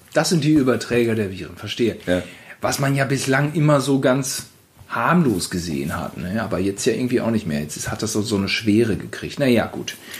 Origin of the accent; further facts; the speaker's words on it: Gütersloh, North Rhine-Westphalia, Germany; bei uns in Gütersloh